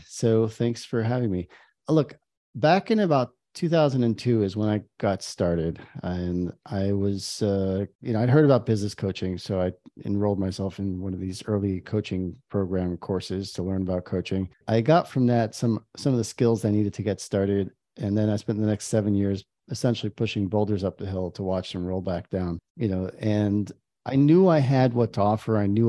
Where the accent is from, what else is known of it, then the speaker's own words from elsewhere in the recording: New York, United States; now in Israel; I am in Israel and I've been here for many years. I grew up in New York. That's a small town on the East Coast.